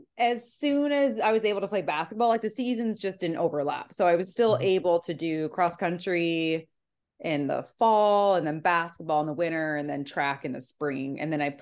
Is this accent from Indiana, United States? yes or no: yes; Indiana, United States; like growing up in Indiana, like that was kind of necessary.